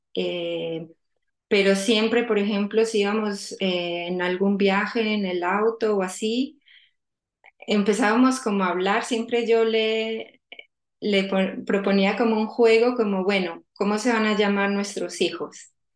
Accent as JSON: {"language": "Spanish", "country": "Colombia", "moved": "as an adult", "lives_now": "The Hague, Netherlands", "said": "yo soy colombiana, eh, ahora mismo vivo en La Haya. Eh, bueno, me vine de Colombia hace 14 años a estudiar"}